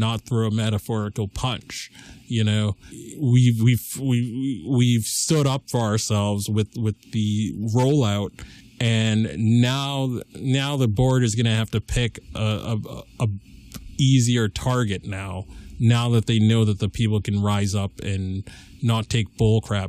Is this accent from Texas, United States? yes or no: no; Lee, Massachusetts, United States; I'm a junior from Leo, Massachusetts, the heartland of America.